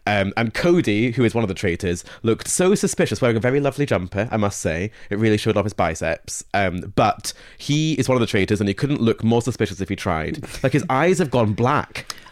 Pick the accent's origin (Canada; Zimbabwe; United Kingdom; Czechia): United Kingdom; Scotland; I grew up in Scotland